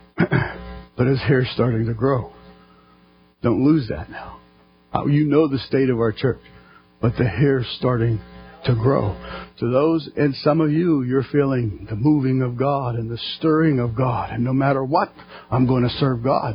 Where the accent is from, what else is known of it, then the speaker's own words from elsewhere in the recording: United States; us as American Christians